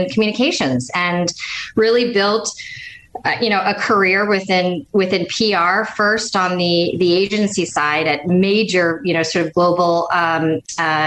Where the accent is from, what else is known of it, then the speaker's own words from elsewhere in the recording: Midwest, United States; moved away as an adult; also born or lived in Kansas; now in East Coast, United States; So I grew up in the Midwest most of my life. I, like you, totally Midwesterner, and then found herself transplanted here to the East Coast